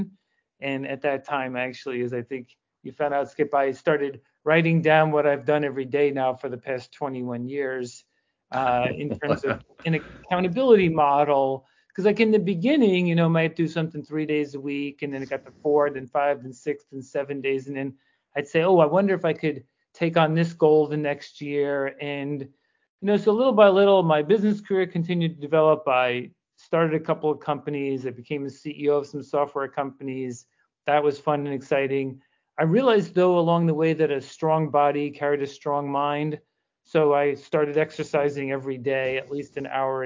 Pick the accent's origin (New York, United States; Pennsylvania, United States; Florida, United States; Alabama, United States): New York, United States; New York City; I spent a lot of my life growing up in the Bronx